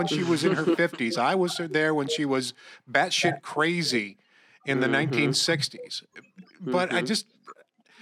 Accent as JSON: {"language": "English", "town": "Corning", "region": "New York", "country": "United States", "tie": "born or raised there", "also_born_or_lived": "North Carolina", "said": "I'm from Corning, New York"}